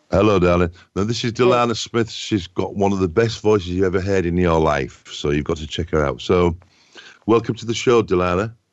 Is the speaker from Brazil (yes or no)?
no; England, United Kingdom; I'm from England